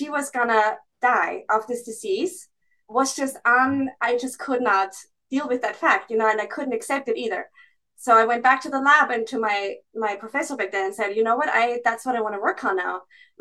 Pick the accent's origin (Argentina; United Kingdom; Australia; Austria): Austria; moved away as an adult; also born or lived in Graz, Austria; now in Boston, United States; I come from a non-medical family. So my whole family are farmers and teachers from the countryside, really, in Austria.